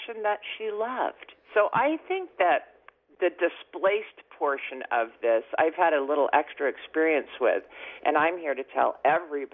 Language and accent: English; Seattle, Washington, United States; moved away as an adult; now in Cabo San Lucas, Mexico; I actually live in Cabo San Lucas, Mexico. I was born and raised in Seattle, and I spend my summers in the Northwest.